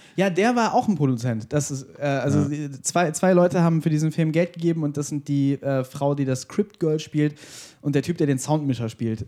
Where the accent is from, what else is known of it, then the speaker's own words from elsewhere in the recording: Germany; ich bin Deutscher